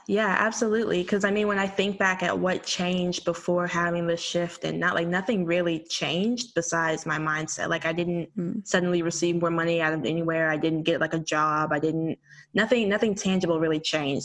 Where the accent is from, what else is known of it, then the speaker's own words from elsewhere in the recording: Arkansas, United States; moved away as an adult; also born or lived in Texas; now in Washington, D.C., United States; I'm from Arkansas originally. I had like a, a, stint in Texas growing up there too, but I was born and, mostly raised in Arkansas.